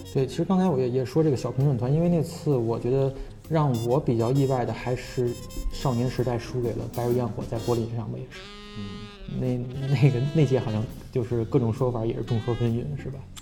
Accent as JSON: {"language": "Chinese", "country": "China", "said": "我作为中国人，我想去看看戛纳电影节去"}